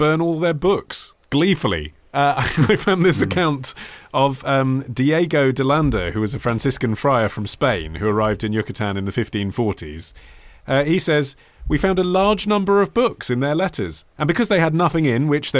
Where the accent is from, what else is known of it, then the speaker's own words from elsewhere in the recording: England, United Kingdom; when you're growing up in England